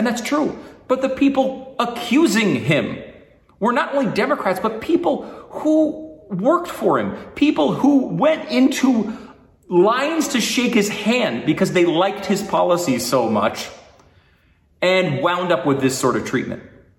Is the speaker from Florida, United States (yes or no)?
no; New York, United States; born there; And I was born in New York. I have family in New York. I have friends in New York.